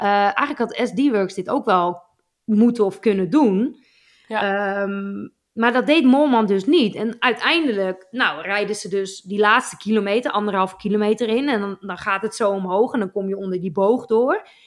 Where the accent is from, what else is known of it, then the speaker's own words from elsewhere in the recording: Netherlands; ons als Nederlanders